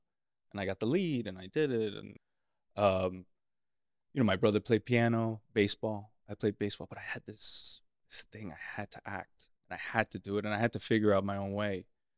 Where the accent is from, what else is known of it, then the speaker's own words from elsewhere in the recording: Miami, Florida, United States; Miami, La Florida.